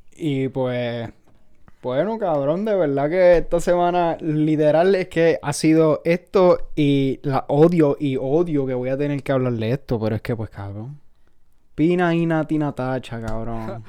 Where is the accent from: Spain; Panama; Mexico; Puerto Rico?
Puerto Rico; moved away as an adult; now in United States; soy de Puerto Rico